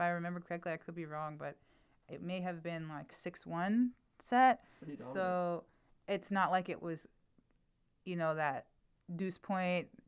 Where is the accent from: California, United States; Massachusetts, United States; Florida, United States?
California, United States; Fresno; moved away as an adult; also born or lived in Bay Area, California; I'm from Fresno, California, okay. But I'm sort of from two places because now I've been living in the Bay Area for about 20 years